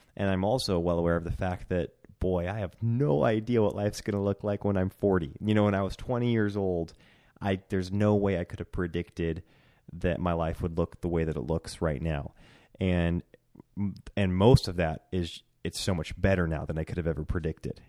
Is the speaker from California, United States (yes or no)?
no; Centralia, Washington, United States; also born or lived in Bend, Oregon; now in Coeur d'Alene, United States; And then we moved to my hometown in Centralia, Washington, and we were there 'cause it was my family's town.